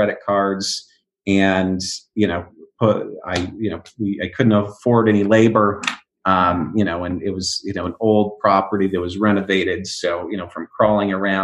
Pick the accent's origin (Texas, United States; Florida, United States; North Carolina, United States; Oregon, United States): Oregon, United States; now in Los Angeles, United States; I grew up in Oregon, rock climbing, canyoneering